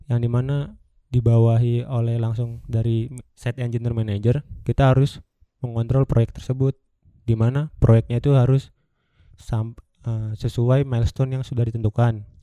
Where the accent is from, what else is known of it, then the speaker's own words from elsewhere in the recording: Java, Indonesia; kalau aku bilang iya saya juga orang Jawa nih pak gitu.